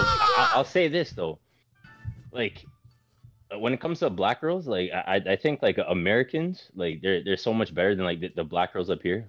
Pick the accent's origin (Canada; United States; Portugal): Canada; Toronto, Ontario; I'm mm-hmm. actually from Toronto. I'm from Canada.